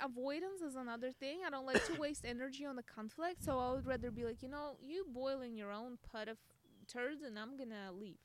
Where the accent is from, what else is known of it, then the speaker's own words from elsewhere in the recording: Russia; English is a second language; now in United States; I'm Russian